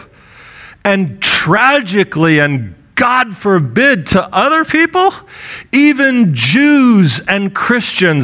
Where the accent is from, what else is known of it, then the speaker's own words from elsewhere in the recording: United States; As an American